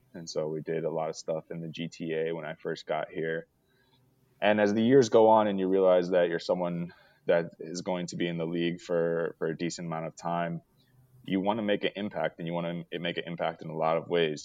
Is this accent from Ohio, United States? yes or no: yes; Cleveland, Ohio, United States; as I was growing up in Cleveland